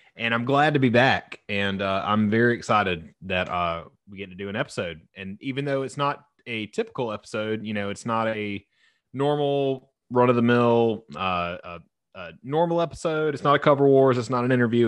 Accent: the South, United States; I was raised in the South

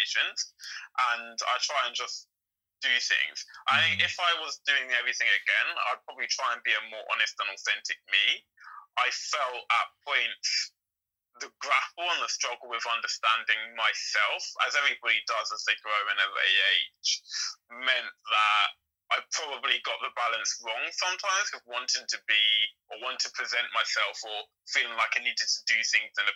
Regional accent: London, United Kingdom; I grew up in Lewisham

